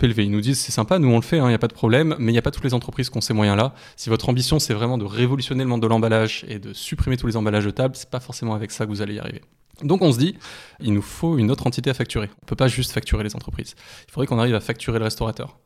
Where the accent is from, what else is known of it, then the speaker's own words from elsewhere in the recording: France; en tant que Français